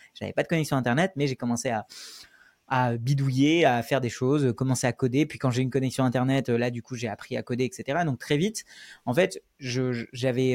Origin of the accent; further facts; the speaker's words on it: Paris suburbs, Île-de-France, France; also born or lived in India; je suis venu en France quand j'avais 6 ans, je suis né en Inde et à partir de ce moment-là, j'ai grandi avec mes grands-parents euh, en banlieue parisienne